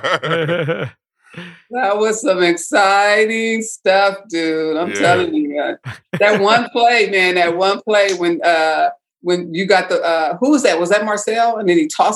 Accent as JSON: {"language": "English", "town": "Vallejo", "region": "California", "country": "United States", "tie": "born or raised there", "said": "I grew up in Vallejo, California, on 130 Danger"}